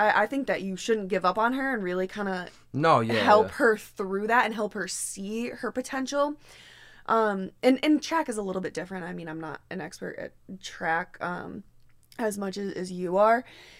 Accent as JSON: {"language": "English", "region": "Connecticut", "country": "United States", "said": "I'm from Connecticut"}